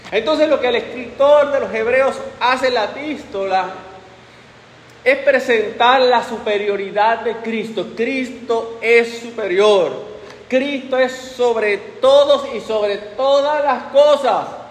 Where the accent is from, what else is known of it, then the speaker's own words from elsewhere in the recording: Puerto Rico; que somos nosotros puertorriqueños